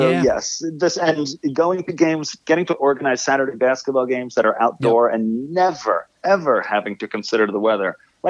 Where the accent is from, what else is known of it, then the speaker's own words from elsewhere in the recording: Long Island, New York, United States; now in Los Angeles, United States; I grew up like you in Long Island.